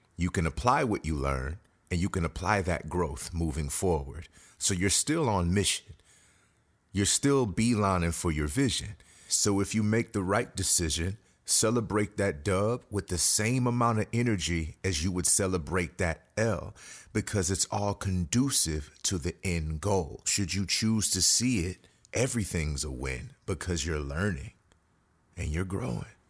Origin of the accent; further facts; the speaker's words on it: Houston, Texas, United States; I am a native Houstonian, born and bred